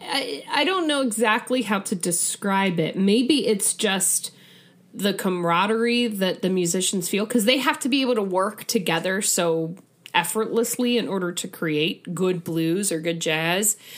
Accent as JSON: {"language": "English", "region": "Midwest", "country": "United States", "said": "as a Midwesterner"}